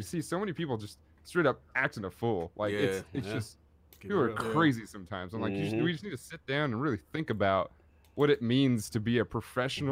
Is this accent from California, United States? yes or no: yes; Oakland, California, United States; I grew up in Oakland, California